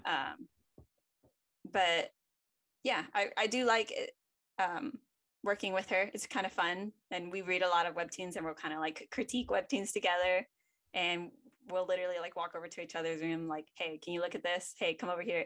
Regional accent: United States; I'm an American girl

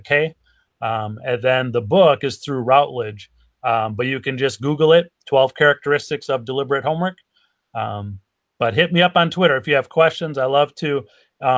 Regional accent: Racine, Wisconsin, United States; When I grew up in Racine, Wisconsin, so I would play my high school soccer games right on the lake

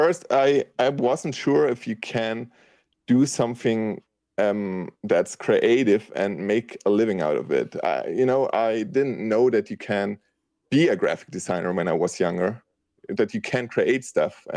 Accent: Austria; first language German; English is a second language; I'm from Austria

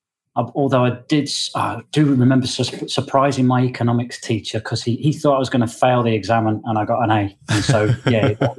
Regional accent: Nottingham, East Midlands, United Kingdom; now in Auckland, New Zealand; Oh, I'm from Nottingham in the UK.

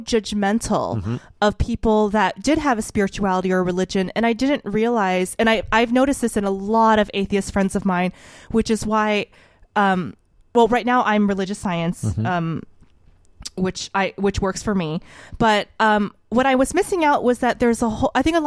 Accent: New Orleans, Louisiana, United States; I grew up in New Orleans, which is a very Catholic city

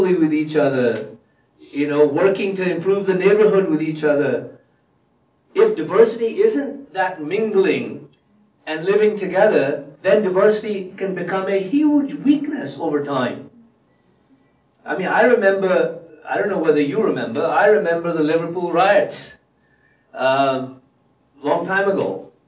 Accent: India; I came from India. It's a country sort of below.

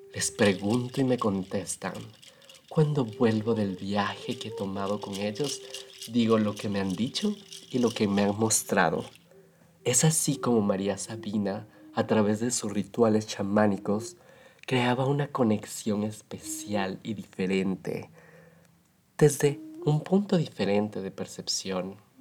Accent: Ecuador; de donde yo soy en Ecuador

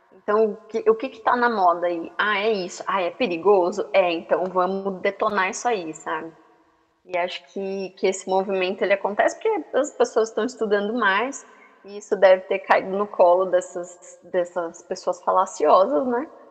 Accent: Brazil; nós como brasileiros

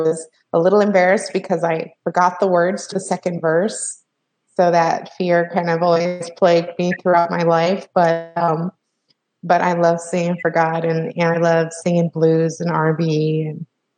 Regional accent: Salt Lake City, Utah, United States; born there; now in Los Angeles, United States; Well, so I was born in Salt Lake City, Utah, and now I'm in Los Angeles, California, and I moved all over the West Coast. I moved a lot as a child.

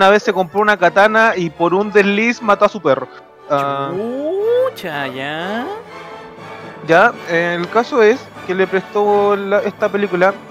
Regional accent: San Francisco de Mostazal, O'Higgins, Chile; Estábamos en mi, en mi pueblito donde yo crecí parte en un pueblo italiano. en San Francisco de Mostazal.

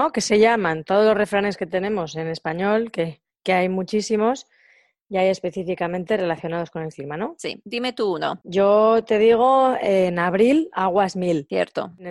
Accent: Soria, Castile and León, Spain; En Soria es al revés. En Soria tenemos tres meses de buen tiempo y nueve de infierno.

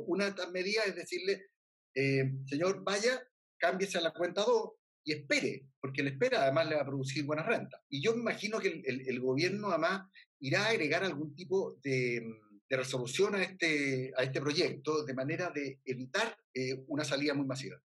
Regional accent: Chile

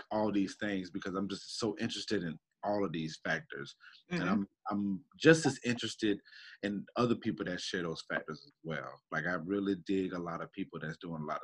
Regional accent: Jacksonville, Florida, United States; also born or lived in Tacoma, Washington / Texas / Tennessee / Germany; I finally made my stop in Jacksonville back at my grandma's house on Northwest Jacks when I was about seven years old. And this has been my home ever since

